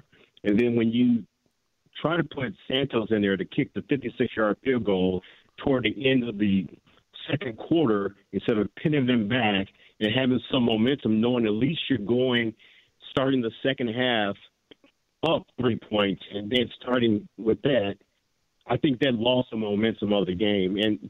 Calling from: Cognac, Nouvelle-Aquitaine, France; Yeah, I'm actually calling from Cognac, France, and I usually don't call in to talk shows

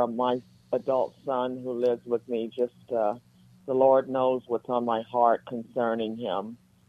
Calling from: North Hollywood, California, United States; from North Hollywood.

